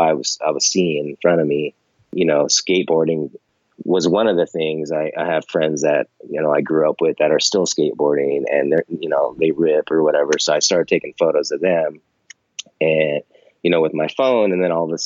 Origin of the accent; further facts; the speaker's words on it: Monterey, California, United States; now in San Francisco, United States; I grew up near Monterey, California, Central Coast, kind of. I've lived in California pretty much my whole life, up and down the coast